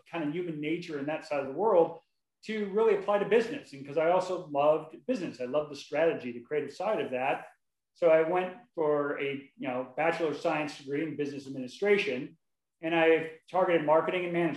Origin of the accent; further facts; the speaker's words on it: Wahoo, Nebraska, United States; moved away as an adult; now in Dallas, United States; I grew up, I was born in Wahoo, Nebraska, 50 years ago, just a little bit ago. So, listen, I grew up, I lived in Nebraska.